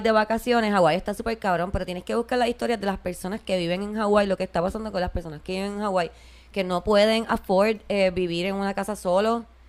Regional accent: Puerto Rico; accent: Puerto Rican; por nuestro acento, nosotros somos de Puerto Rico

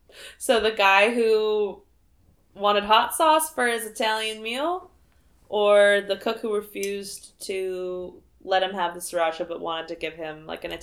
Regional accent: Canada; born there; My mom was born in Italy, but I was born in Canada.

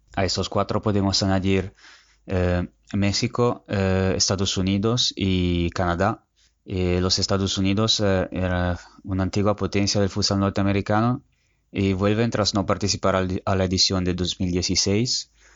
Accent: Italy; mi país

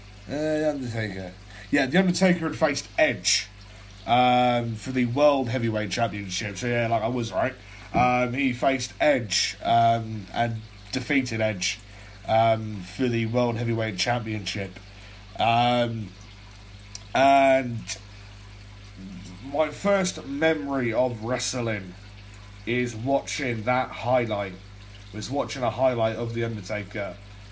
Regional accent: England, United Kingdom; I'm a 17 year old Brit, right, I'm from England

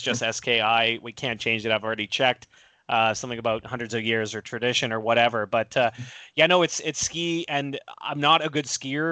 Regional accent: Victoria, British Columbia, Canada; also born or lived in Dartmouth, Nova Scotia, Canada; We moved out to the West Coast.

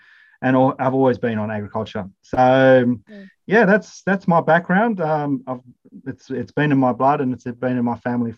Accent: Hay, New South Wales, Australia; also born or lived in Zimbabwe; So moved to Australia, and I grew up at Hay in New South Wales. We moved to Hay in the middle of a massive drought with lots of dust storms, and it was quite a cultural shock coming from a probably more greener spot in the world

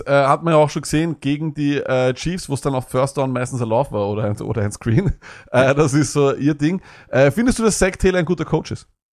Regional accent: Austria; bei uns in Österreich

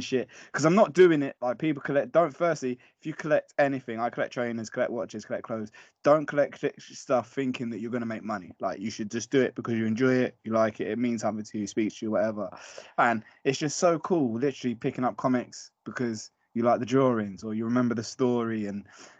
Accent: London, United Kingdom; I'm from West London, shout out West London. And basically around that part of West London, when I was growing up, there always used to be record shops

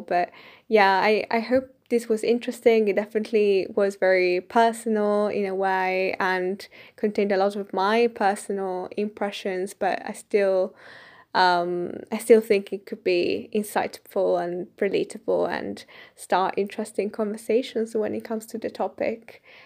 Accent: Italy; English is a second language; moved away as an adult; now in United Kingdom; me as an Italian in the U K

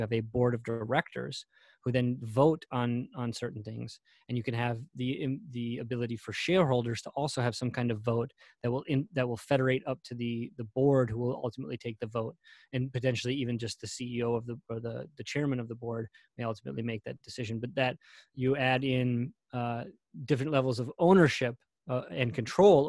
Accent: United States

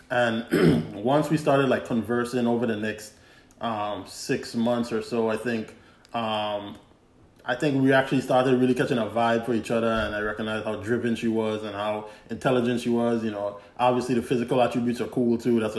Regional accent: Glen, U.S. Virgin Islands; so yeah, we grew up in Glen. Uh, literally, if you if you're in the Virgin Islands and you know Glen, the basketball court I lived on one side of the basketball court.

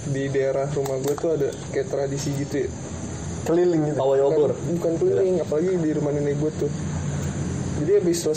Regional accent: Blora, Central Java, Indonesia; orang Jawa kan ya gue kan dari Blora cepu

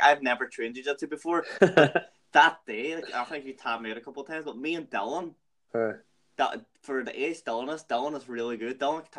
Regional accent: Strabane, Northern Ireland, United Kingdom; moved away; we're all from Strabane.

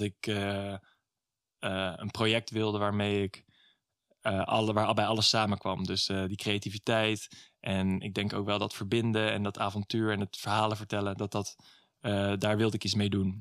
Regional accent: Middelburg, Zeeland, Netherlands; also born or lived in Vlissingen; Ik ben geboren in Vlissingen en toen in opgegroeid in Middelburg

